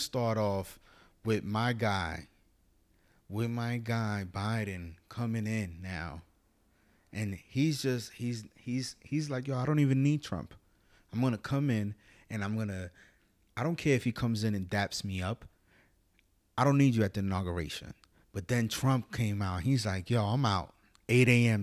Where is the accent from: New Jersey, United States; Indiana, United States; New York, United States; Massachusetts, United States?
New York, United States; as a New Yorker